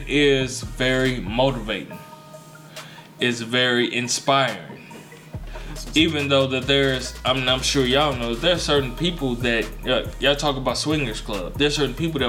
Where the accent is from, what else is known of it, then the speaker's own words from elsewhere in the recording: Gary, Indiana, United States; now in Indianapolis, United States; I'm from Gary, Indiana